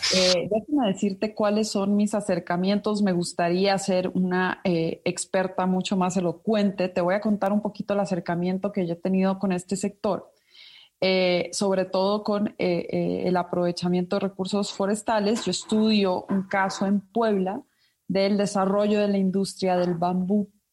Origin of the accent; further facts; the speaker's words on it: Ecuador; now in Mexico; yo soy ecuatoriana de nacimiento, nací en Ecuador